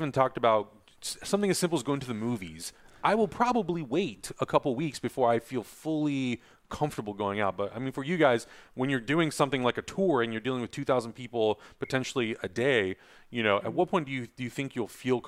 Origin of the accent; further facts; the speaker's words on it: San Diego, California, United States; I'm from San Diego.